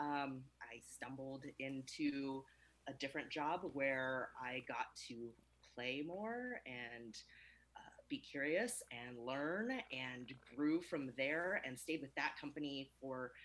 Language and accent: English; California, United States; I am a Californian. I've always been there